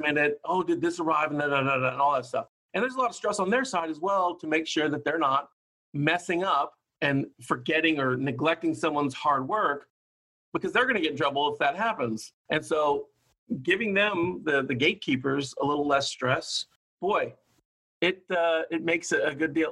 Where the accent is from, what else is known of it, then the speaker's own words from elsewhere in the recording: Hawaii, United States; also born or lived in Oakland, California; now in Sacramento, United States; I grew up in Hawaii